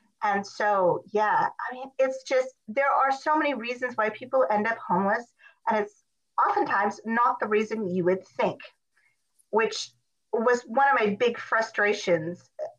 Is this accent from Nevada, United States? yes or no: no; Montana, United States; I'm originally from Montana, but I've lived all over the country.